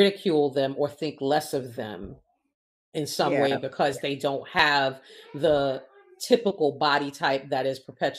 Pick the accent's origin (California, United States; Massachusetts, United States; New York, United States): New York, United States; I'm from New York